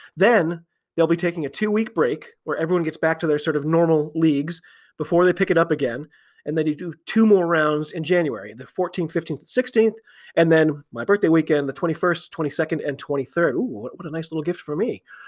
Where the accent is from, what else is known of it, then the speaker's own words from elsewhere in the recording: United States; I'm an American